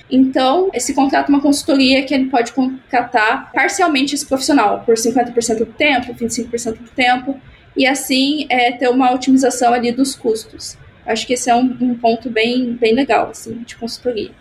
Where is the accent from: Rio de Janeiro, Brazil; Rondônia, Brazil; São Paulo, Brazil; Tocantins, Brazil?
São Paulo, Brazil; interior of; Eu sou do interior de São Paulo